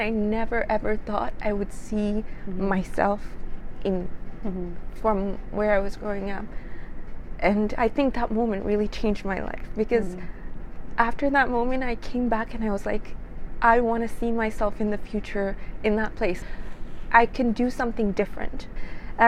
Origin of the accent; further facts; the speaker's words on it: Egypt; now in Toronto, Canada; I originally come from Egypt, very, very small town